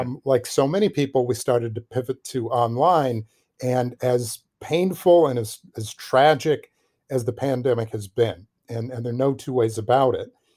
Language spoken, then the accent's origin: English; Milwaukee, Wisconsin, United States; moved away; I'm originally from Milwaukee, Wisconsin, which is, um, Milwaukee is a, it's a, it's a great city, city of my birth